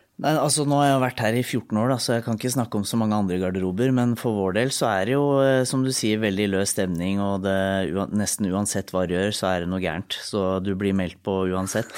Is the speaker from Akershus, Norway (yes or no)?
no; Lillehammer, Innlandet, Norway; jeg er fra Lillehammer